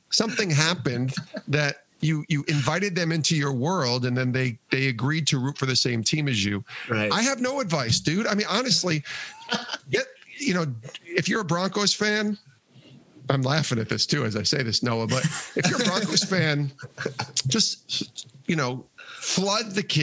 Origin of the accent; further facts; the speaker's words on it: Colorado, United States; I'm from Colorado, so I love.